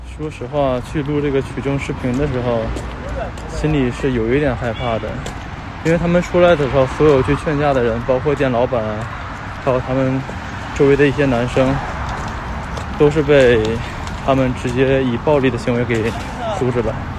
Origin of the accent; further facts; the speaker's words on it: Tangshan, Hebei, China; 因为我在唐山长大的嘛， 我今年二十九岁